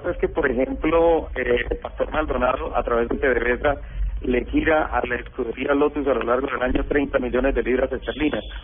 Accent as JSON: {"language": "Spanish", "country": "Colombia", "said": "Yo soy colombiano"}